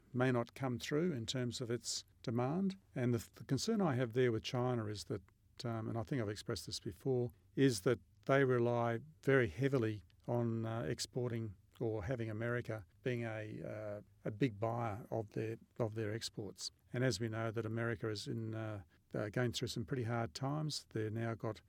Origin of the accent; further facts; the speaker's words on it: Australia